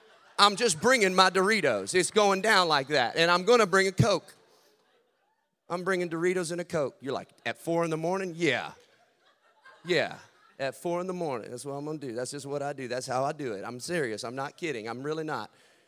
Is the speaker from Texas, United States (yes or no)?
yes; Texas, United States; So I'm out there, you know, but I'm from Texas down where, I mean, where I'm at, everybody hunts.